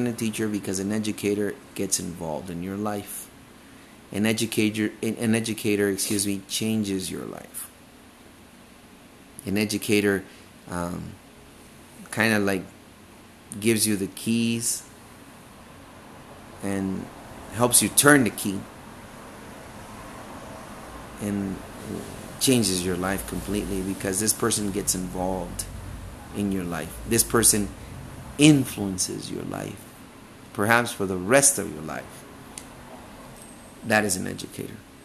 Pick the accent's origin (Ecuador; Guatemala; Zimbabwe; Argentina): Guatemala; moved away; I came from Guatemala